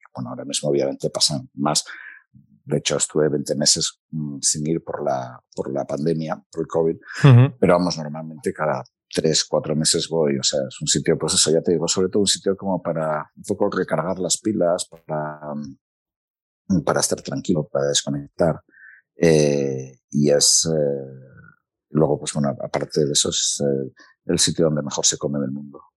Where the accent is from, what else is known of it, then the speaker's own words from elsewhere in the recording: Gijón, Asturias, Spain; moved away as an adult; also born or lived in Oviedo / Mieres / Madrid; now in Washington, United States; yo viví de los 6 a los 18 años. Eh, antes había vivido en Mieres. Eh, nací en Oviedo, viví en Mieres hasta los 6, luego viví en, Gijón